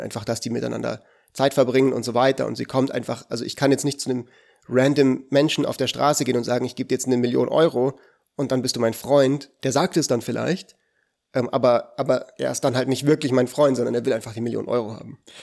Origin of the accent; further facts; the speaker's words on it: Switzerland; Aber ich bin ja Schweizer